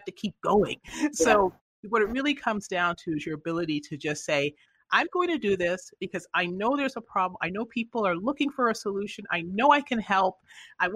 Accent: Canada; moved away; I grew up in Canada originally

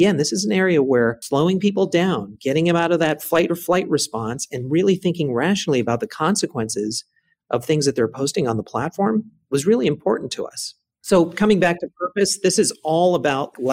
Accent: Bay Area, California, United States; I grew up again in the Bay Area

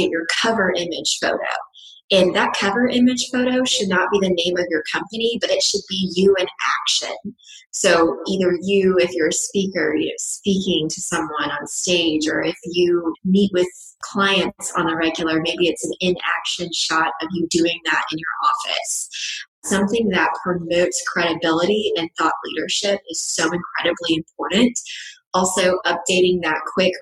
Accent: West Texas, United States; I'm from West Texas

